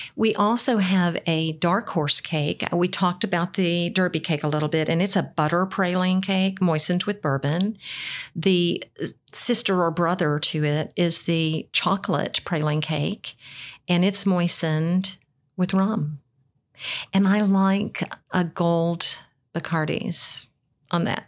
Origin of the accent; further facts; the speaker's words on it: Foreman, Arkansas, United States; now in Louisville, United States; nobody knows where Foreman, Arkansas is. That's where I was raised.